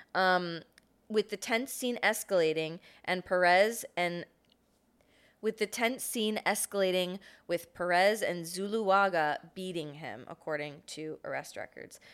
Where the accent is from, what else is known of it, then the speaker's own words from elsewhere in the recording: Fort Myers, Florida, United States; My hometown, Fort Myers